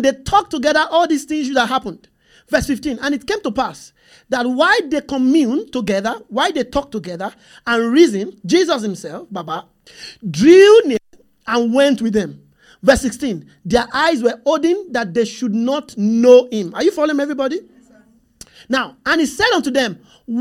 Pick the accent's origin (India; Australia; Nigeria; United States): Nigeria; I'm from Nigeria.